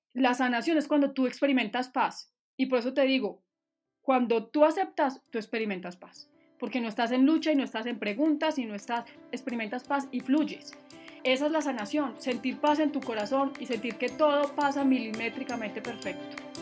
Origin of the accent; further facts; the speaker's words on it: Manizales, Caldas, Colombia; moved away; also born or lived in Bogotá; de Manizales. Y estoy viviendo acá otra vez. Me fui como 12 años o 13 para Bogotá, pero me volví hace